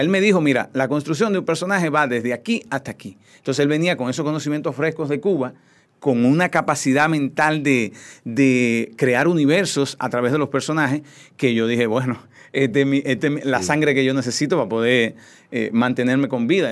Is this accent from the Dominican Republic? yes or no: yes; Cotuí, Sánchez Ramírez, Dominican Republic; moved away; also born or lived in Santo Domingo; yo soy un campesino, soy de Cotuí, soy de una familia muy humilde